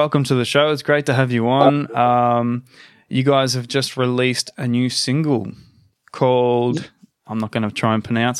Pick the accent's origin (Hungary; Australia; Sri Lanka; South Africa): Australia; accent: Australian; my Australian accent